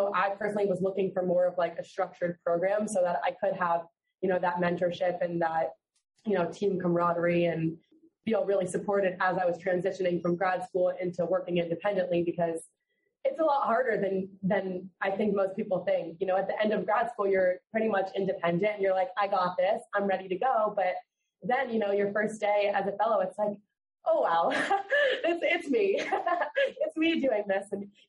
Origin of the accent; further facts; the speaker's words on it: Fort Lauderdale, Florida, United States; So I'm from Fort Lauderdale.